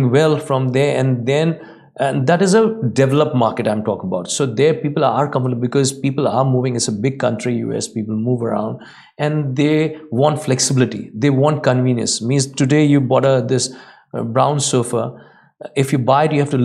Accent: India; now in Dubai, United Arab Emirates; I come from India

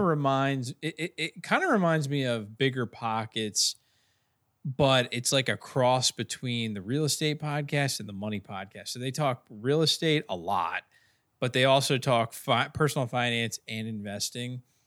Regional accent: Bel Air, Maryland, United States; right in my hometown, right down the street in Bel Air

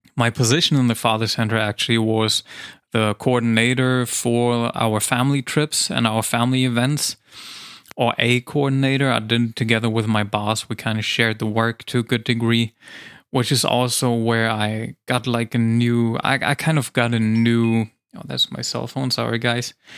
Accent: Germany; English is a second language; I came back to Germany.

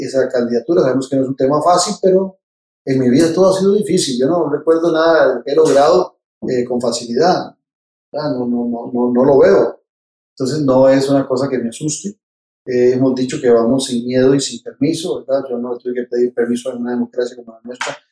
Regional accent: Tibás, San José, Costa Rica; estudié en Miguel Obregón, de Tibás, de ahí pasé al Mauro Fernández de Tibás, y no salí de, estudiar de Tibás hasta que fui a la universidad

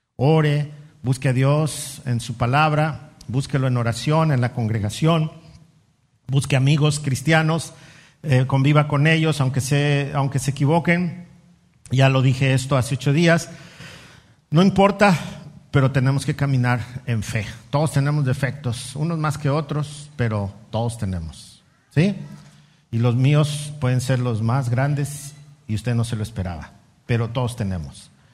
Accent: Mexico City, Mexico; moved away; ahí en la Ciudad de México donde yo nací y crecí

